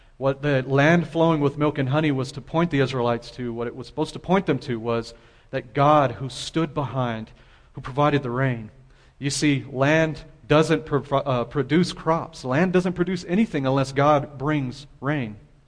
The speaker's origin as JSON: {"language": "English", "town": "San Antonio", "region": "Texas", "country": "United States", "lives_now": "El Paso, United States", "said": "We come from San Antonio, and there's lots of trees. We have a river that runs through our city, and now I'm an El Pasoan."}